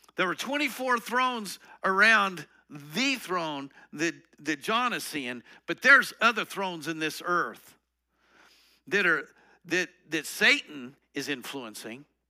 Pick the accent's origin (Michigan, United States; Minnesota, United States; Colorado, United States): Colorado, United States; I'm from Colorado